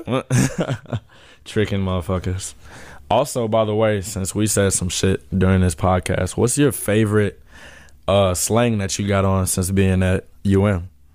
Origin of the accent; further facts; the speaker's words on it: St. Louis, Missouri, United States; We're from Saint Louis, Missouri.